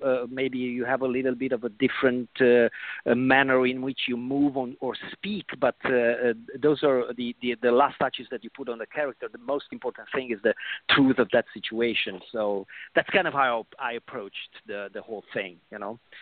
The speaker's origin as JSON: {"language": "English", "region": "Transylvania", "country": "Romania", "tie": "born or raised there", "moved": "yes", "lives_now": "United States", "said": "I was born in Transylvania and I moved."}